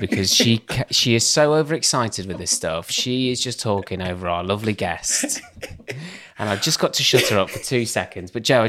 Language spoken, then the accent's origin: English; Doncaster, Yorkshire and the Humber, United Kingdom; Actually, yeah, you could tell I'm from Doncaster.